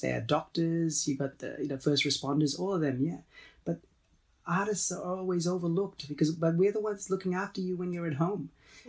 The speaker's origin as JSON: {"language": "English", "country": "Australia", "said": "My nationality, I'm Australian."}